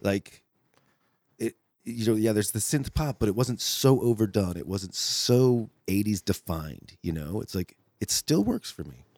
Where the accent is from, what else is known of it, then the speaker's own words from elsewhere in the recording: Connecticut, United States; I was growing up in Connecticut